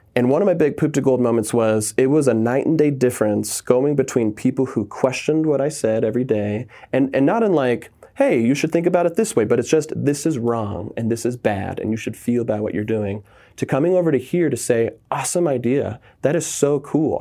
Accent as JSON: {"language": "English", "region": "Southern California", "country": "United States", "tie": "born or raised there", "said": "I was raised in Southern California"}